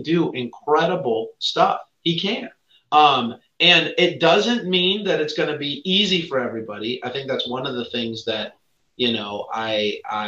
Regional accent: San Diego, California, United States; also born or lived in Virginia; growing up in San Diego

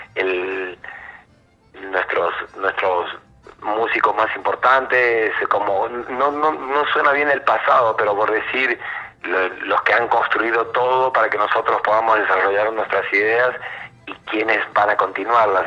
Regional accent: Argentina; nosotros como argentinos

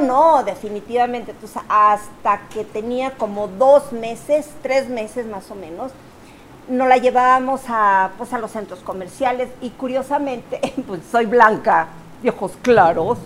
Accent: Torreón, Coahuila, Mexico; nosotros somos de Torreón

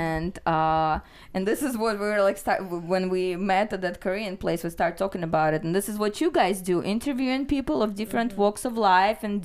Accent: Chelyabinsk, Chelyabinsk Oblast, Russia; also born or lived in Ukraine; now in United States; Ural Mountains. It's the city is called Chelyabinsk. You might have heard of my city

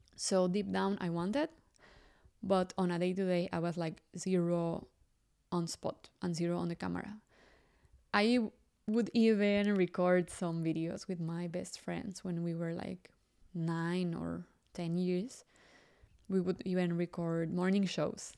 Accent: Mexico City, Mexico; English is a second language; I grew up in Mexico City, and, well, most of you know that I'm Mexican.

